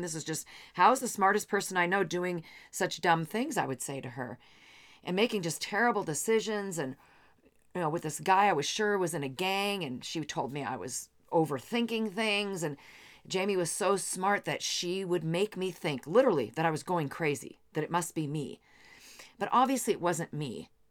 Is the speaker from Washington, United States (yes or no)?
yes; Seattle, Washington, United States; also born or lived in Bellevue, Washington; I come from the Seattle area